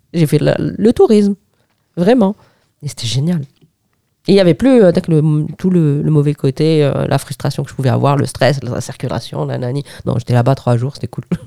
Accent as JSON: {"language": "French", "town": "Algiers", "region": "Algiers Province", "country": "Algeria", "moved": "as an adult", "lives_now": "Paris, France", "said": "j'avais plus de chez moi à Alger"}